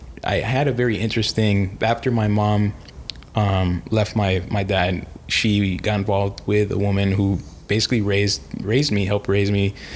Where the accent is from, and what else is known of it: Golden Beach, Florida, United States; born or raised there; also born or lived in New York City, New York, United States